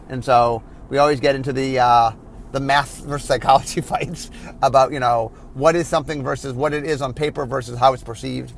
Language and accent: English; Cleveland, Ohio, United States; moved away; my hometown of Cleveland